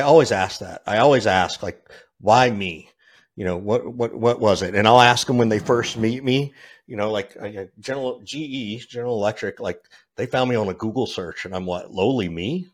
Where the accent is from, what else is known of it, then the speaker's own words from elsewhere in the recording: Georgia, United States; I grew up in Georgia, of all places